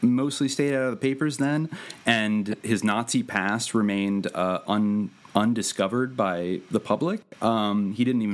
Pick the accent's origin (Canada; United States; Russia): United States; Bay Area, California; I was an adolescent growing up in the Bay Area